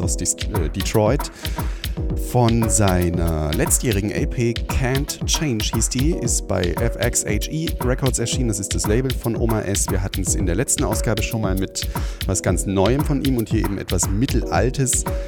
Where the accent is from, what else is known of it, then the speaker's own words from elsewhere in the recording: Weimar, Thuringia, Germany; aus meiner Heimatstadt, nämlich aus Weimar